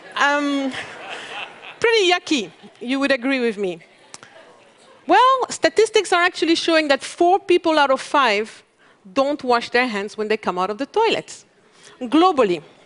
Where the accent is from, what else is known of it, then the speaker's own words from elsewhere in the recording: Mali; I come from Mali, one of the world's poorest country.